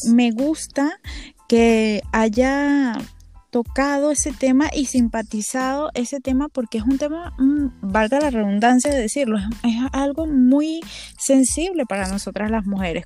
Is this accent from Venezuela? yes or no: yes; Venezuela; en Venezuela en general